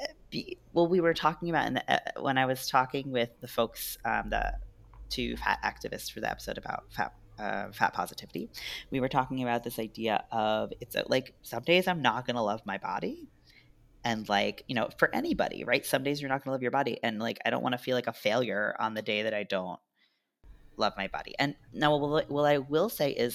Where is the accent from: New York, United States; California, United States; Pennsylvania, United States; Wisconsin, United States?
New York, United States; I'm a New Yorker